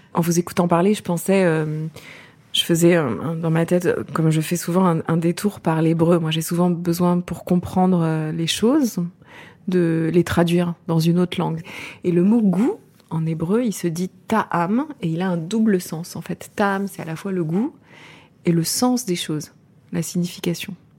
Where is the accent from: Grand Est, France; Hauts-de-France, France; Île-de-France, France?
Grand Est, France; Champagne; j'ai grandi euh, en Champagne, dans la région champenoise